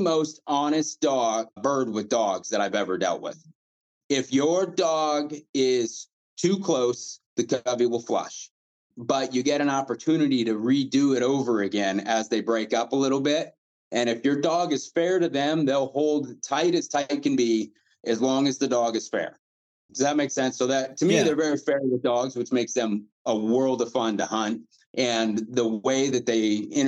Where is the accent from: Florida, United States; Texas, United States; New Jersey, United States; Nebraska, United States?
Nebraska, United States; eastern; now in Grand Junction, United States; I'm from eastern Nebraska, so most of my hunting at the time when I was younger was pheasant and bobwhites, and we had a lot of them where I grew up